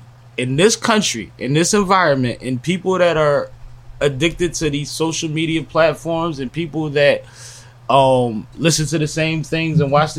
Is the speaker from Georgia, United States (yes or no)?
yes; Atlanta, Georgia, United States; born there; I was born in Atlanta.